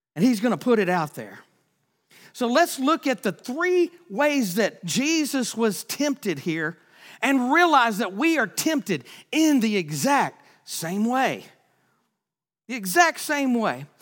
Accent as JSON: {"language": "English", "region": "Texas", "country": "United States", "said": "I'm from Texas"}